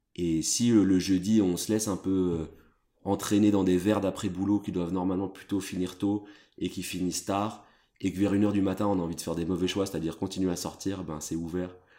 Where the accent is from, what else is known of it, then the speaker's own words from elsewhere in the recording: Brussels, Brussels-Capital Region, Belgium; je suis né à Bruxelles